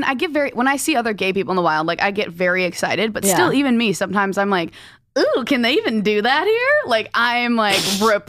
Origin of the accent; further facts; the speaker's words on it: Minnesota, United States; I grew up in Minnesota.